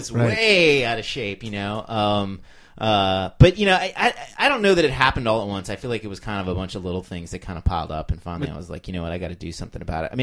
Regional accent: United States; being an American

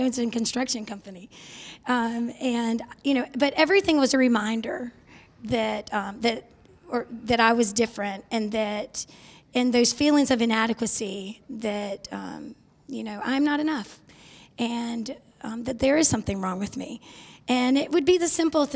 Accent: North Charleston, South Carolina, United States; I was born in North Charleston. So not far from here.

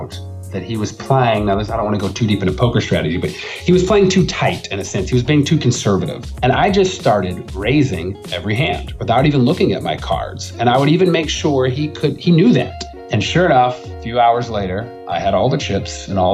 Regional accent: Texas, United States; I'm from Texas

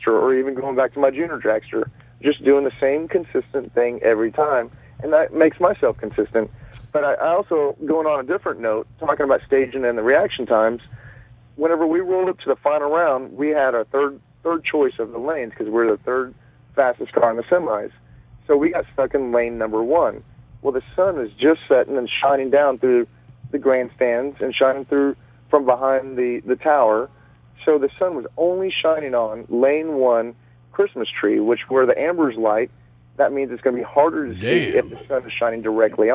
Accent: Dallas, Texas, United States; my home state of Texas. I'm from Dallas

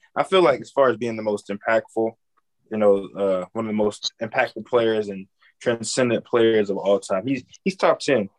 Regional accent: Georgia, United States; I'm from Georgia. We both Brown.

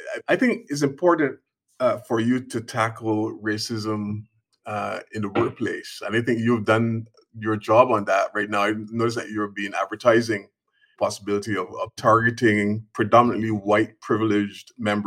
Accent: Barbados; moved away; coming from the Caribbean, I'm very familiar with dub poetry because I'm from Barbados originally.

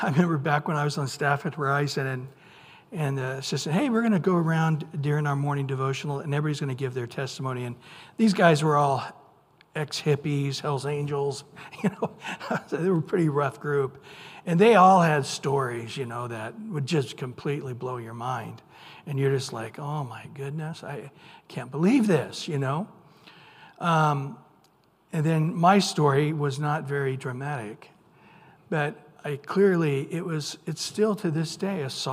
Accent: Central California, United States; I grew up in Central California.

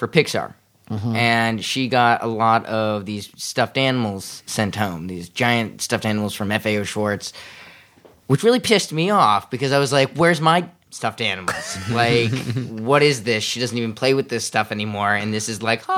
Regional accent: New York, United States; I'm from New York

